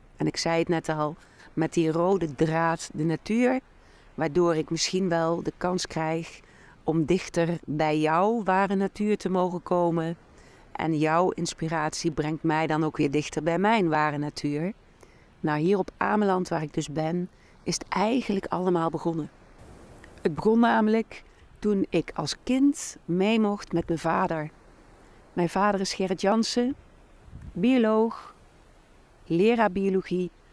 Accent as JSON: {"language": "Dutch", "town": "Doornenburg", "region": "Gelderland", "country": "Netherlands", "tie": "born or raised there", "said": "een heel mooi klein schooltje in mijn geboortedorp Doornenburg"}